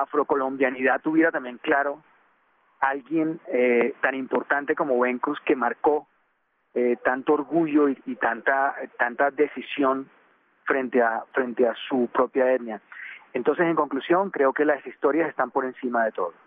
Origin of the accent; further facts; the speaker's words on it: Colombia; nosotros como colombianos